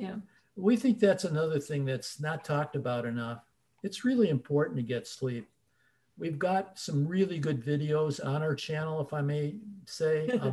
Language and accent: English; Chicago, Illinois, United States; moved away; We're from Chicago originally